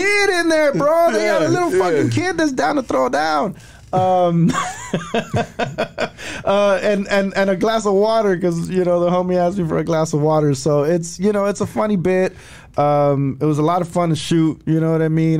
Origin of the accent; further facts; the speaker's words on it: Los Angeles, California, United States; I grew up right there by Arlington and Vernon